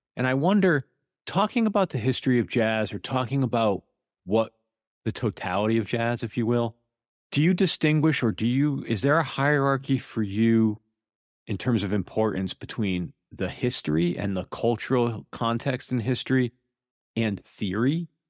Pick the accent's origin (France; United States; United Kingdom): United States; Connecticut; moved away; I'm from Connecticut originally